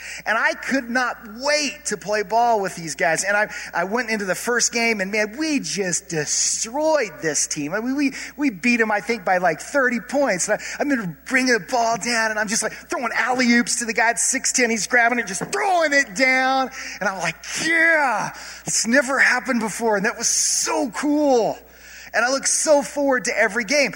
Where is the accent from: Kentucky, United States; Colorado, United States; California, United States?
Colorado, United States; I grew up in Colorado, and I grew up going to Mesa State Basketball Camp